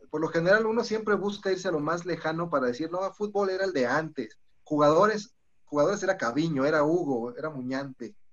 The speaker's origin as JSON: {"language": "Spanish", "town": "Celaya", "region": "Guanajuato", "country": "Mexico", "tie": "born or raised there", "said": "yo nací en Celaya, entonces también tengo como corazón celayense"}